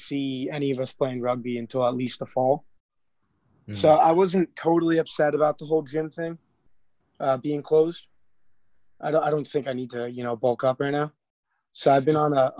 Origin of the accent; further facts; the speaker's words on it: New York, United States; New York is home. I've never left New York for any serious extended period of time. I've been here my whole life